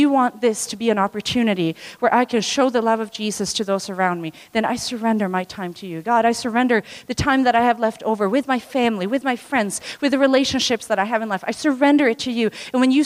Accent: Tanzania; moved away; I was born in Tanzania

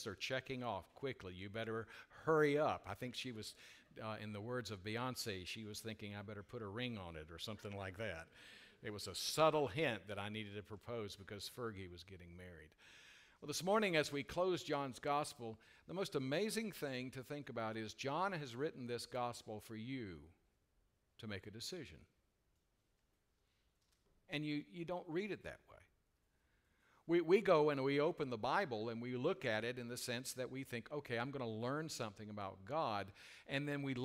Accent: United States; we are American citizens

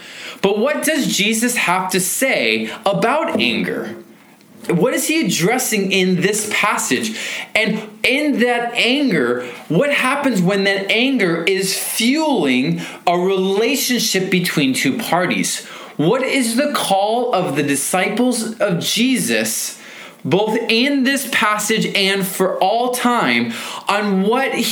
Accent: Federal Way, Washington, United States; I grew up here in Federal Way behind Wild Waves

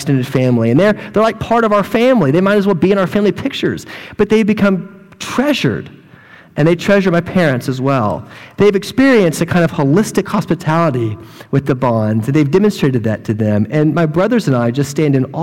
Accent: hometown with Sheppard Air Force Base, Texas, United States; moved away; the German flight squadron in my hometown who all come to this Air Force base called Shepherd

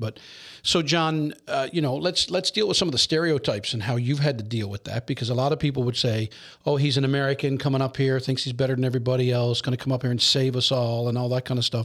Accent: Newfoundland and Labrador, Canada; Newfoundlanders can

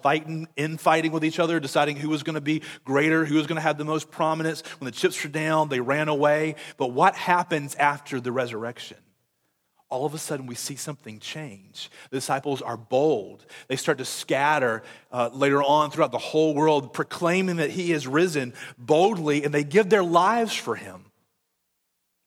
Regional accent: Conway, United States; I'm from Conway

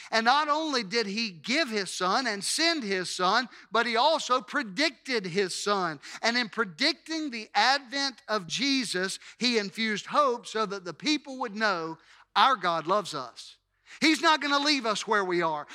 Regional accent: Hattiesburg, Mississippi, United States; I'm a native, a native of Hattiesburg, and that is an unchanging reality. There's nothing that I can do about the fact that I was born here in the city of Hattiesburg

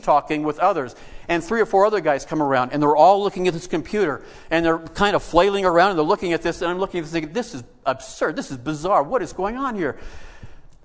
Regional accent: United States

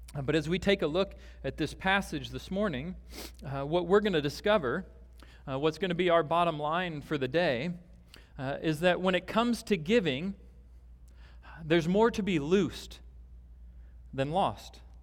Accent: Omaha, Nebraska, United States; I grew up in Nebraska, and, uh, we would drive out, I grew up in a larger city in Omaha

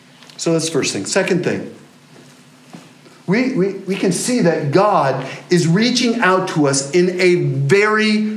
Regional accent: England, United Kingdom; as an English person

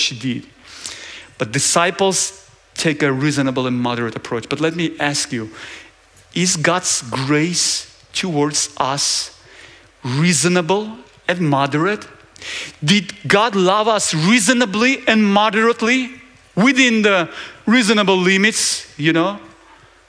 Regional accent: Georgia; I'm from Georgia

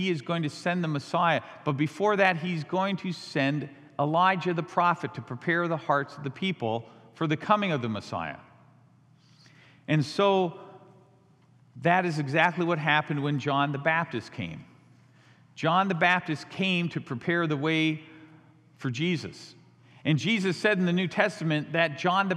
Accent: Canada; also born or lived in Chicago / Chandler, Arizona; now in United States; I was born in Canada, raised in Canada

